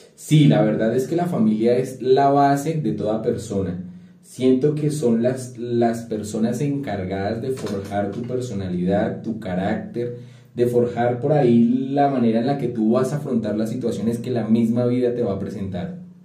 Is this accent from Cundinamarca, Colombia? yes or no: yes; a town near Bogotá, Cundinamarca, Colombia; nací en un pueblo muy cerca a Bogotá, pero sí sigue siendo pueblo, ¿verdad? donde todo mundo se conocía con todo mundo